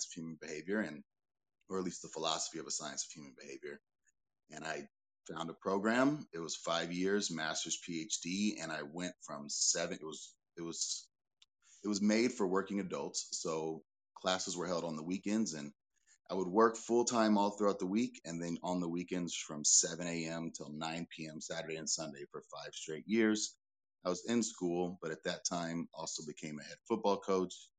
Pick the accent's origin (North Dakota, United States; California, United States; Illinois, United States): California, United States; Pasadena; I was born and raised in Pasadena, California